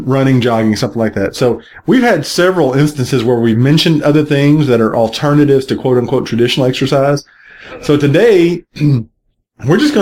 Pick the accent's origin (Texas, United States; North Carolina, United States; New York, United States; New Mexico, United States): Texas, United States; Gulf Coast; now in Atlanta, United States; where I grew up on the Gulf Coast in Texas